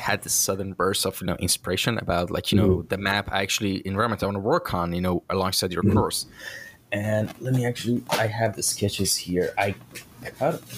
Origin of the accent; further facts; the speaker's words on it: Shiraz, Fars, Iran; my hometown, Shiraz, is a very old city.